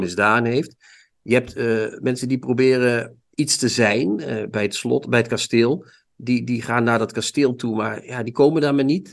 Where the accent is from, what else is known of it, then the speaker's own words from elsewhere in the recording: Limburg, Netherlands; ik ben zelf ook een Limburger